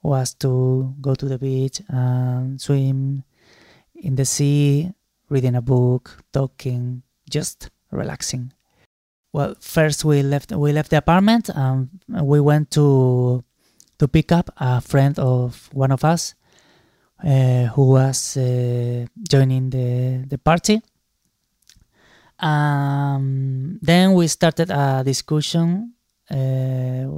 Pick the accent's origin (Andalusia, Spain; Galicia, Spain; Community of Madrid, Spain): Andalusia, Spain; Málaga; Málaga, my hometown